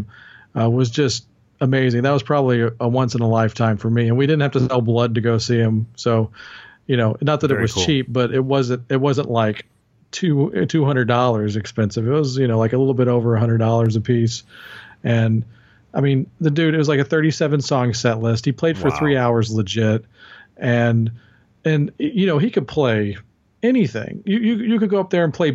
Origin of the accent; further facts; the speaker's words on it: Dallas-Fort Worth area, Texas, United States; I'm from the Dallas-Fort Worth area in Texas